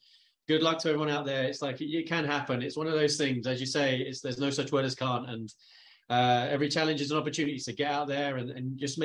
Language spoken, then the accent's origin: English; United Kingdom; It helped being the guy from the UK because my accent.